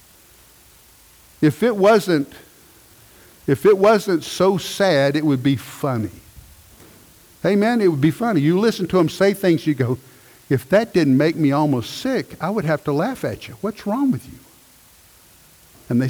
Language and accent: English; United States; When we go to a different country, I'm American.